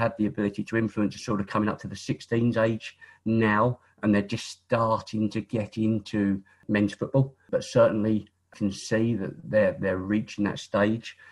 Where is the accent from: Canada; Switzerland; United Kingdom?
United Kingdom; Isle of Sheppey, South East England; I was born on the Isle of Sheppey, born and bred on the Isle of Sheppey